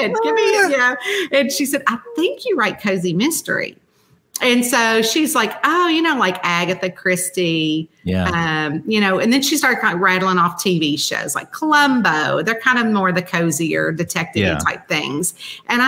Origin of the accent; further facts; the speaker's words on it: Central Kentucky, United States; moved away as an adult; now in Northern Kentucky, near Cincinnati, United States; I'm from Central Kentucky